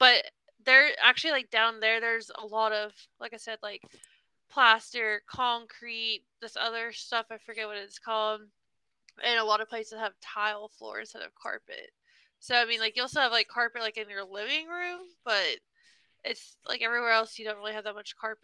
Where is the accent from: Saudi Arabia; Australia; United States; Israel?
United States; Texas; I'm literally from Texas